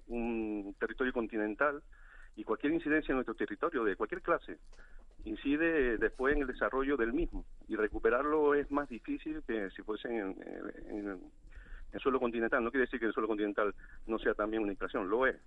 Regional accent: Valle Gran Rey, Canary Islands, Spain; yo soy de La Gomera, de Valleran Rey

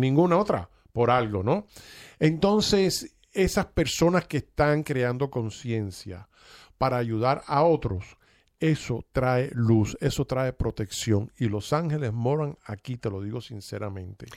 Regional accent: Cuba; now in United States; yo soy cubano-americano y vine a este país y me desarrollé

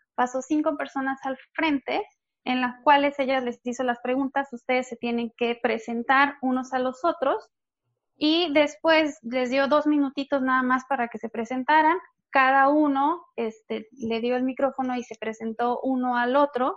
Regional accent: Nayarit, Mexico; moved away as an adult; now in Playa del Carmen, Mexico; Yo soy de Nayarit

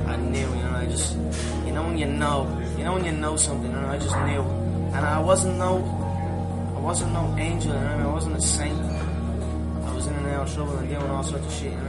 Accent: Dublin, Leinster, Ireland; I'm mixed martial artist with the Ultimate Fighting Championship, and I am from Dublin, Ireland.

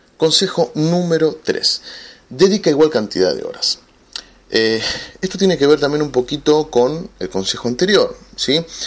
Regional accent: Argentina; aquí en mi país, en Argentina, somos 40 millones de habitantes.

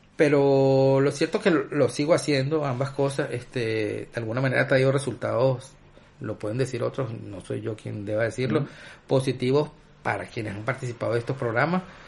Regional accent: Guayana, Venezuela; also born or lived in Caracas; nosotros somos de allá de Guayana, muchas veces lo relacionaba con nuestra familia

